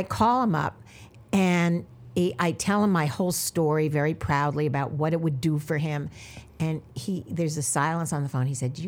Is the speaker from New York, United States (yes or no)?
yes; New York City, New York, United States; I'm outer from Brooklyn. Where in Brooklyn? In Midwood. It was Flappish, Midwood, Kensington.